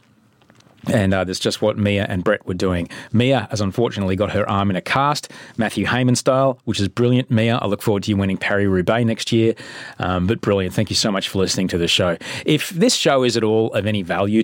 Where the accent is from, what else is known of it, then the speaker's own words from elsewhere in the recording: Brisbane, Queensland, Australia; when I grew up in Brisbane.